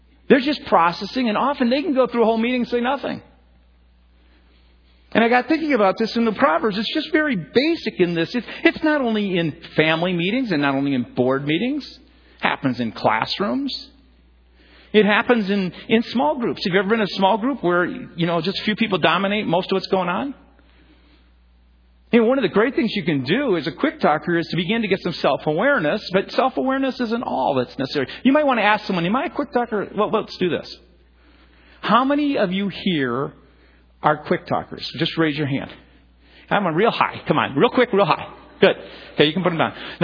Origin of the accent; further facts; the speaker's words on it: Chicago, Illinois, United States; moved away; I'm from Chicago area